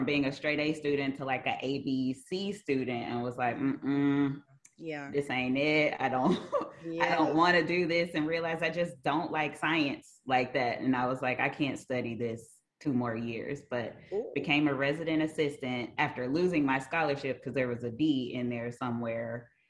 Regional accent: West Memphis, Arkansas, United States; also born or lived in Conway, Arkansas / Fort Smith, Arkansas; I am originally from right across the bridge, West Memphis, Arkansas. It's where I was born and raised.

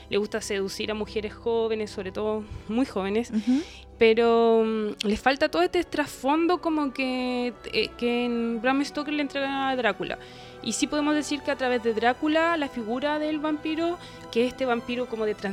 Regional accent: Concepción, Biobío, Chile

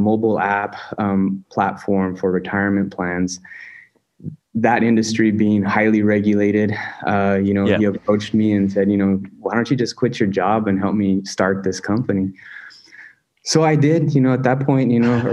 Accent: Pearsall, Texas, United States; also born or lived in Uvalde, Texas / Austin, Texas / Chile; I grew up in Pearsall. That's where I went to high school

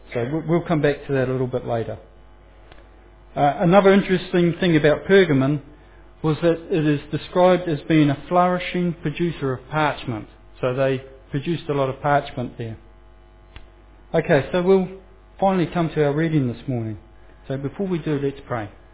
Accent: Foxton, Manawatū-Whanganui, New Zealand; I'm, I'm a boy from Foxton, and um, my pronunciation of certain Greek words and Roman words and things like that uh, may show where my heritage come from

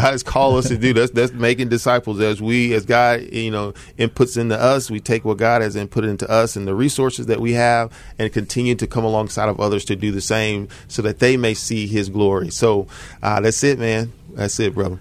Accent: Southaven, Mississippi, United States; moved away as an adult; now in Memphis, United States; I grew up in North Mississippi, so, uh, the Mid-South area, but I'm from South Haven, born and raised

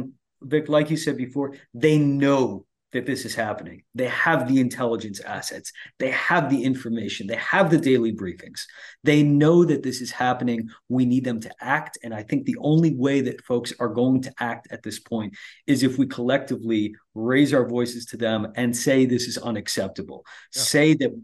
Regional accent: New Jersey, United States; now in Washington, D.C., United States; I'm from New Jersey

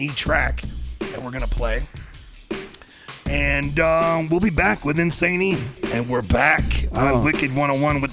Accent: small town north of Detroit, Michigan, United States; I actually grew up about 2 hours, 2.5 hours north of Detroit. So it's like a small town

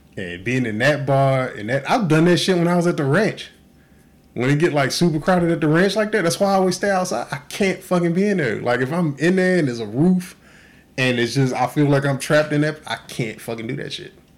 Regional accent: Texas, United States; now in Oahu, United States; I grew up in Texas

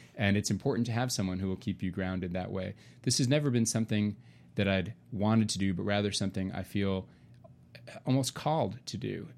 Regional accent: Nashville, Tennessee, United States; I'm originally from Nashville, raising my family here

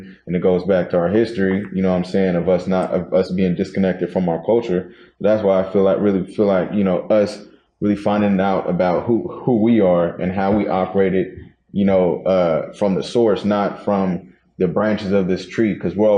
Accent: Seattle, Washington, United States; I'm from the Central District

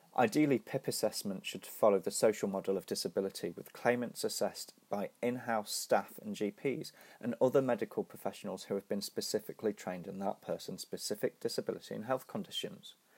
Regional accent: Nottingham, East Midlands, United Kingdom; my hometown, Nottingham

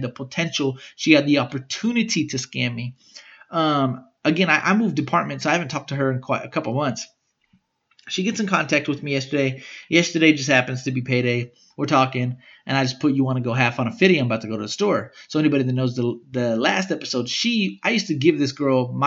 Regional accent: Smithville, Texas, United States; I was from Smithville.

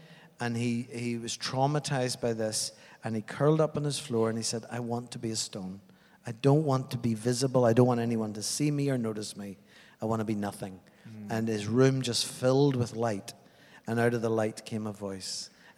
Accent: Northern Ireland, United Kingdom; moved away as an adult; also born or lived in Afghanistan; now in New Zealand; I mean, I grew up in Northern Ireland.

